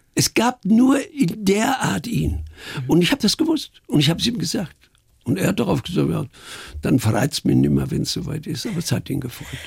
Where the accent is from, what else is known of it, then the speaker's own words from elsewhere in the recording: Iserlohn, North Rhine-Westphalia, Germany; moved away; also born or lived in Munich; Ich stamme aus Iserlohn im Sauerland.